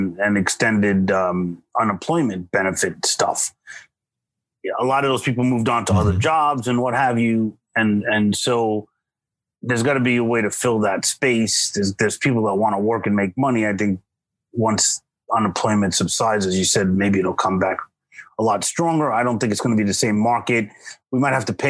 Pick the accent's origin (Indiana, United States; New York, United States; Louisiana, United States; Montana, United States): New York, United States; having been born and raised in New York, you know, which has its own kind of pizza